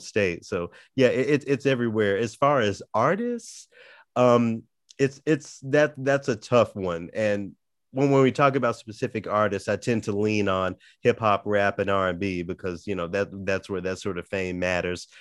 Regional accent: Memphis, Tennessee, United States; also born or lived in Los Angeles; now in Minnesota, United States; I grew up down south in Memphis

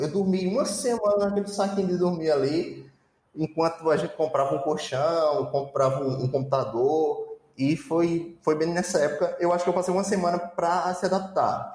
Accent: Itaporanga, Northeast Region, Brazil; accent: Nordestino; moved away as an adult; eu vim de Itaporanga

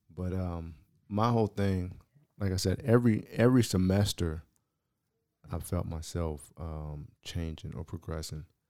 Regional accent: San Diego, California, United States; moved away as an adult; also born or lived in Baltimore; somebody black growing up in San Diego

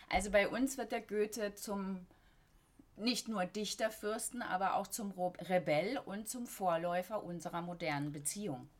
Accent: Black Forest, Baden-Württemberg, Germany; also born or lived in London; now in Berlin, Germany; ich bin im Schwarzwald aufgewachsen, richtig auf dem Dorf

